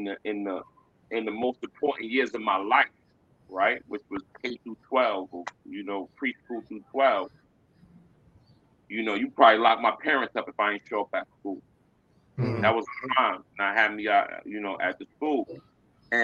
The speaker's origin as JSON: {"language": "English", "town": "New York City", "region": "New York", "country": "United States", "said": "I'm from New York City."}